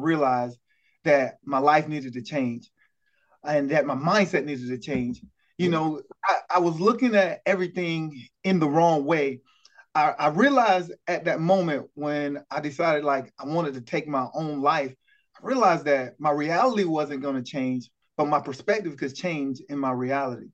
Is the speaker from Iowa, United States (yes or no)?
no; Lake City, South Carolina, United States; I'm from that small town of Lake City, South Carolina, a town of about 5,000 to 6,000 people